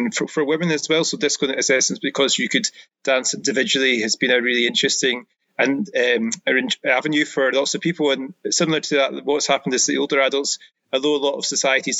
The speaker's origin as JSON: {"language": "English", "area": "Ayrshire", "region": "Scotland", "country": "United Kingdom", "also_born_or_lived": "Bavaria", "moved": "yes", "lives_now": "Glasgow, United Kingdom", "said": "I'm originally from Ayrshire, but now my Glaswegian, after living there for a few years, is pretty fluent as well."}